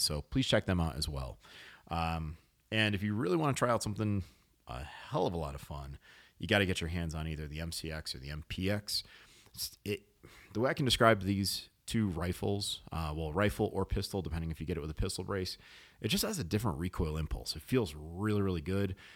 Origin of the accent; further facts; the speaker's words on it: New England, United States; I was born in New England